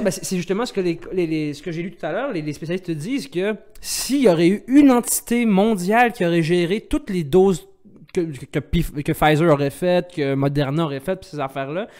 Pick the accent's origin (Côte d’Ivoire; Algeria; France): Algeria; je suis algérien